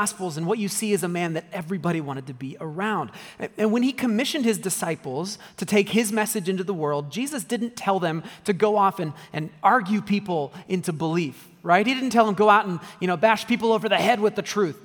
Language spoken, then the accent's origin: English; United States; as an American